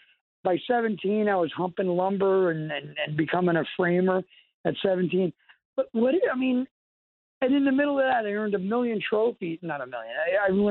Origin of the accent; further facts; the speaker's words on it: Cedar Grove, New Jersey, United States; I grew up in Cedar Grove, I worked.